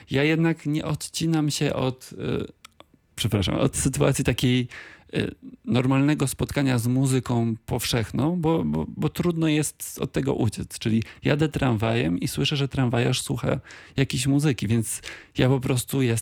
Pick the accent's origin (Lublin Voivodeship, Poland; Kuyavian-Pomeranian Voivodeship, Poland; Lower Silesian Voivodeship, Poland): Lower Silesian Voivodeship, Poland; Wrocław; Tak, no dla mnie Wrocław jest e, jakby pewną oczywistością, bo ja nie, nie opuściłem tego miasta nigdy na stałe.